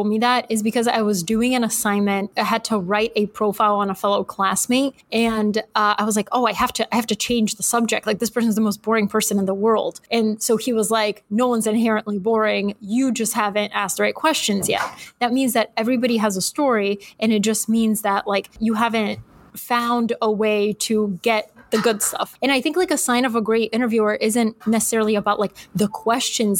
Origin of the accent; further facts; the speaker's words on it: Atlanta, Georgia, United States; moved away as an adult; also born or lived in Bulgaria; now in New York City, United States; We moved to Atlanta, Georgia, of all places, when I was 8. And then from Georgia, I moved to New York City as an adult.